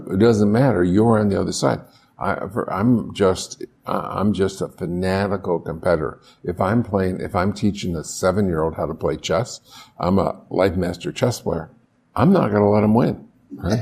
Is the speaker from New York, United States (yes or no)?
yes; Buffalo, New York, United States; moved away; I grew up in Buffalo, I knew the Canadian tax system